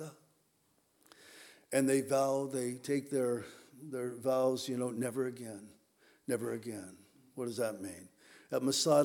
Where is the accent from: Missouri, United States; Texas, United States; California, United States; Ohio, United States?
California, United States; Southern; moved away as an adult; now in Whidbey Island, United States; I grew up in Southern California